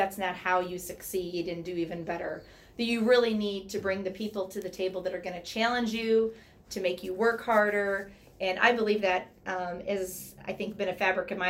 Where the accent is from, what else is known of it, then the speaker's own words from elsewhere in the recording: near St. Louis, Missouri, United States; moved away as an adult; now in Chicago, United States; we grew up near St. Louis, and so home of the 11-time world champion St. Louis Cardinals